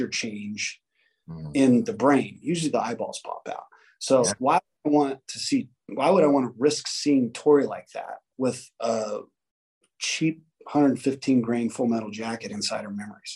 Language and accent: English; Las Vegas, Nevada, United States; growing up in Vegas